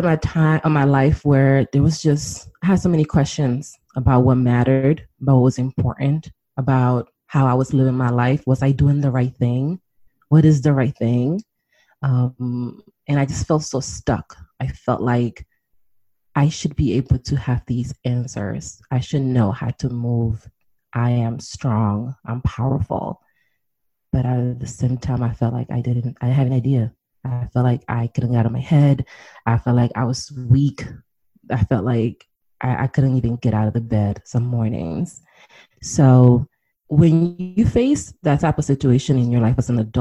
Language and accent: English; New York City, New York, United States; moved away as an adult; also born or lived in Washington, D.C.; I'm originally from New York City.